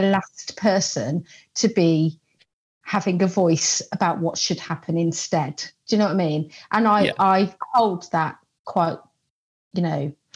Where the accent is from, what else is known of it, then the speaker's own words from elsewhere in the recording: Coventry, West Midlands, United Kingdom; I'm from Coventry.